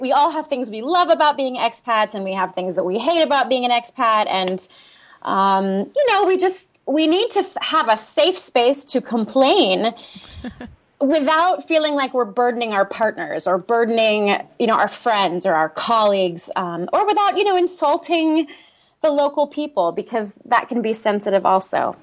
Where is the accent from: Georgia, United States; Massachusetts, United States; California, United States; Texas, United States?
California, United States; San Diego; moved away as an adult; also born or lived in Eastern Switzerland; now in Switzerland; I grew up in San Diego, California.